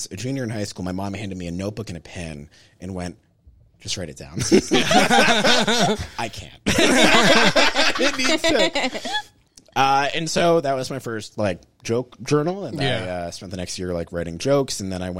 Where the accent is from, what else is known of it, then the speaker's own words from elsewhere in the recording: Pittsburgh, Pennsylvania, United States; I'm from Pittsburgh. I grew up in Squirrel Hill.